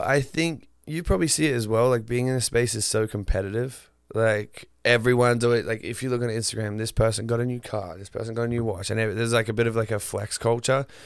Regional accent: northern Queensland, Australia; moved away as an adult; where I grew up in northern Queensland

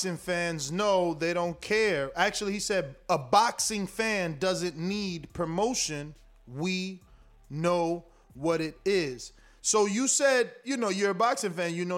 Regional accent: East Coast, United States; I'm from the East Coast

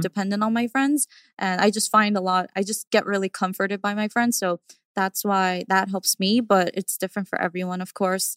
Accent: New York, United States; growing up in New York

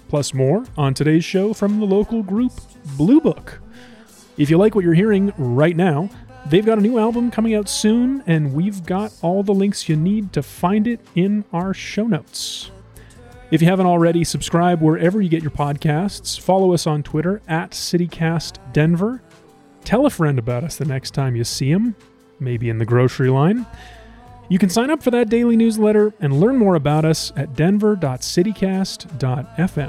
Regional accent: Ohio, United States; like me

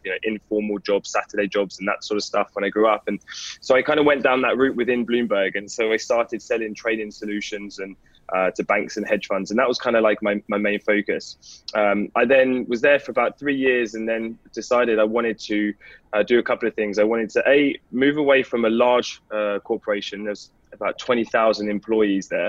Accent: London, United Kingdom; also born or lived in north of England; So you can probably tell a little bit by my accent that I'm from the UK. So I was born and raised in London in a place called Enfield

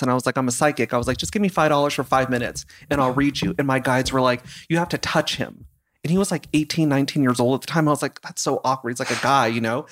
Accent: Simi Valley, California, United States; I grew up in Simi Valley

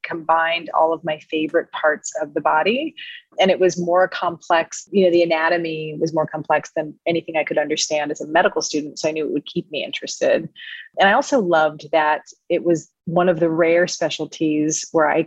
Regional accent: Minot, North Dakota, United States; also born or lived in Texas; I was born in Texas, but I grew up mainly in Minot, North Dakota

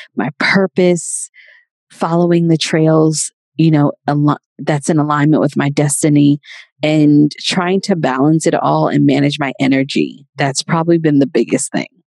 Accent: New York City, New York, United States; I'm originally from Queens, New York and I was born and raised there

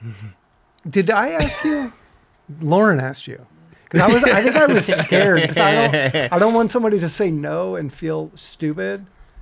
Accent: St. Louis, Missouri, United States; moved away; also born or lived in San Francisco; I'm from St. Louis, Missouri originally, and the Mississippi River's there.

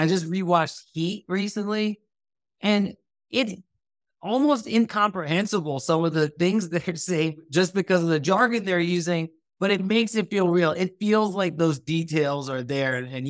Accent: Thailand; born or raised there; also born or lived in United States

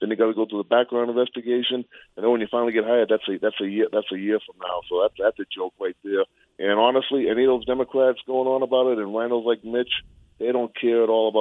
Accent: Randolph, Massachusetts, United States; now in El Paso, United States; I'm originally from Randolph, but I live here in El Paso.

